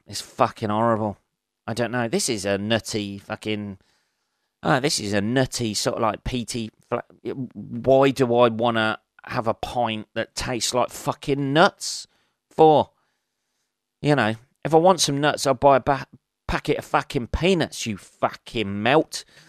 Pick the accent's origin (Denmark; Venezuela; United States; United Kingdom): United Kingdom; England; I'm fucking English